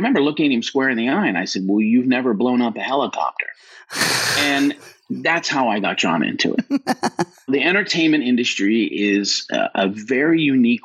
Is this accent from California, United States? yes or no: yes; Los Angeles, California, United States; born or raised there